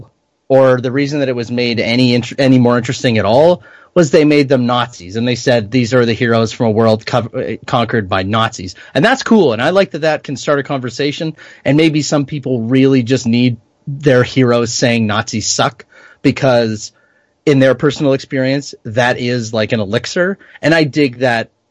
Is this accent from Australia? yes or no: no; Canada; as a Canadian.